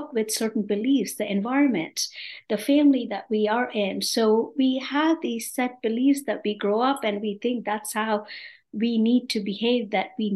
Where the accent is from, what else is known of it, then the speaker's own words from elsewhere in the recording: India; moved away as an adult; also born or lived in New York, United States / North Carolina, United States; now in Atlanta, United States; I am originally from India, born and brought up in a typical Indian family. I came to this country over 35 years ago